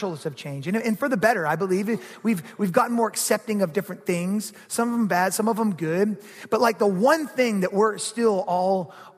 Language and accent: English; Georgia, United States; I grew up in Georgia